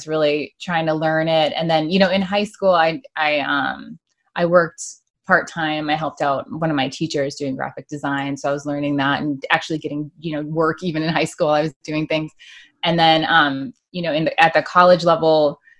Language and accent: English; Michigan, United States; I grew up in Michigan